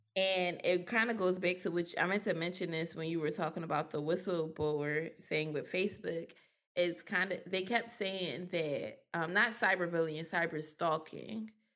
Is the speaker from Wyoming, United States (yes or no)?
no; Philadelphia, Pennsylvania, United States; accent: Philly; growing up in Philly, I seen a lot way before I realized what I seen